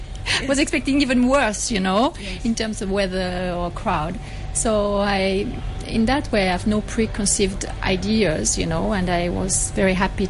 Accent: Lyon, Auvergne-Rhône-Alpes, France; English is a second language; moved away as an adult; also born or lived in Paris; now in Hong Kong; I was studying in Paris in 1983. I went there. I'm from Lyon. And then I went there to further my studies. And so I lived in a quarter, student's quarter in Nanterre.

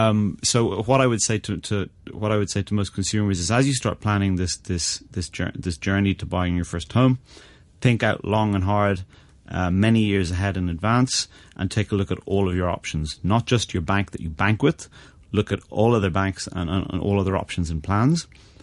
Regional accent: Northern Ireland, United Kingdom; now in Hong Kong; I came from Ireland in the UK, where the limitations on your first mortgage and the affordability was far better for the consumer.

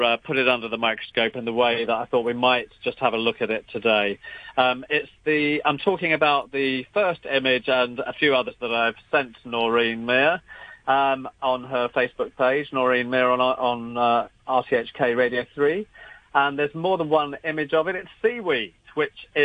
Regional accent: London, United Kingdom; moved away; a Cantonese restaurant in suburban North London, where I grew up

